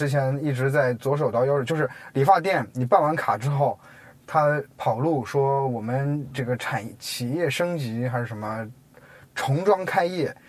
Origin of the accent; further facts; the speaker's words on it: China; 它可能对于我们中国人的声音来说都没什么。